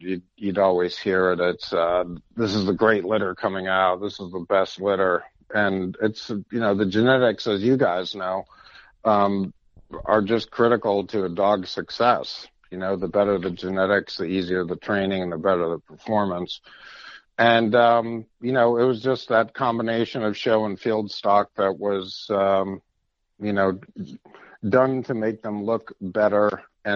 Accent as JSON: {"language": "English", "town": "Meriden", "region": "Connecticut", "country": "United States", "tie": "born or raised there", "said": "I grew up in Connecticut on a dairy farm right in the middle of what used to be the Connecticut River Valley Firearms Companies. I was born in Meriden"}